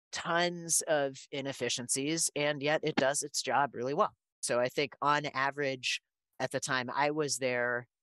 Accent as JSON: {"language": "English", "town": "Berkeley", "region": "California", "country": "United States", "tie": "born or raised there", "said": "we grew up in Berkeley, California"}